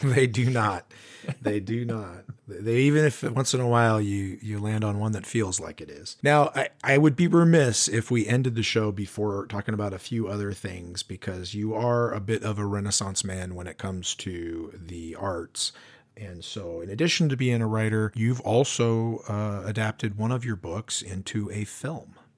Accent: Spokane, Washington, United States; We're both from Spokane.

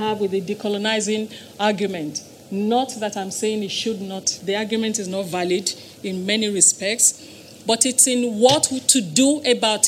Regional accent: Nigeria; moved away; the era in which I grew up in Nigeria

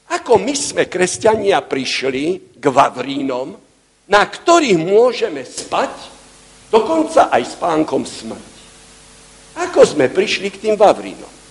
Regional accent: Slovakia

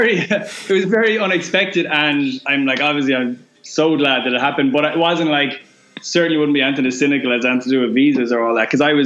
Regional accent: Ireland; moved away as an adult; also born or lived in Galway; as an Irish lad

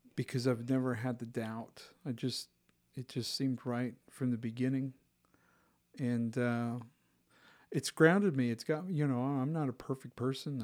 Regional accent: Utah, United States; also born or lived in Granger (West Valley City), Utah; I grew up in Utah County

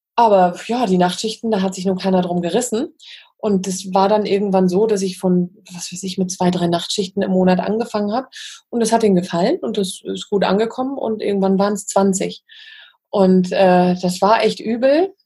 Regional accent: Wismar, Mecklenburg-Vorpommern, Germany; bin ja in, in Wismar aufgewachsen

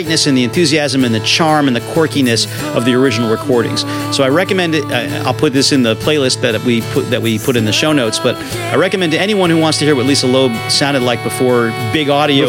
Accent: New England, United States; I'm from New England

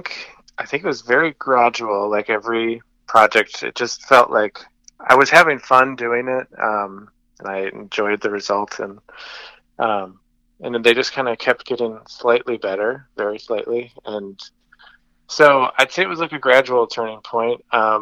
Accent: Gary, New York, United States; So I grew up in Gary.

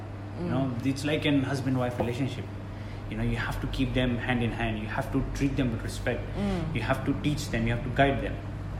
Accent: Australia; also born or lived in India; I was born in India, but I was brought up in Australia.

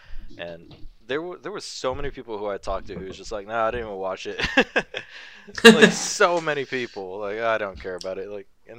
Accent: United States

